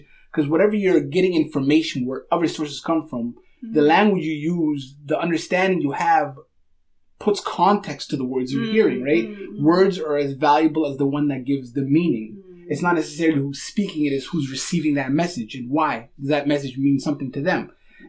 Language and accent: English; Edmonton, Alberta, Canada; also born or lived in Somalia / Italy; I was born in Somalia, moved to Italy when I was 4, and then came to Canada when I was 8. And so for me, I didn't know who to identify with. When we moved to Edmonton first, my mom says, when you're at home, you only speak Somali.